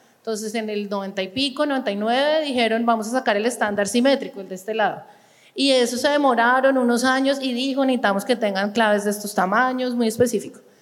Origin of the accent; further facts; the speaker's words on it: Colombia; moved away as an adult; also born or lived in France / Copenhagen, Denmark; después me volví a Colombia por motivos de familia, quería volver al país.